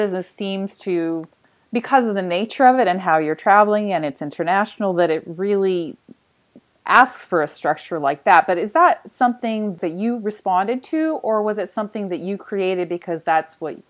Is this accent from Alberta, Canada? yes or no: yes; just outside of Calgary, Alberta, Canada; I grew up just outside of Calgary